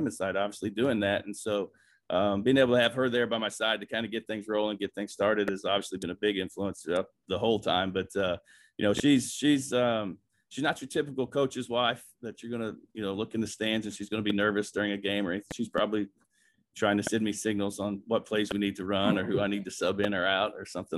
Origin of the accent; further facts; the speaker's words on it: Bloomington, Indiana, United States; growing up in Bloomington, Indiana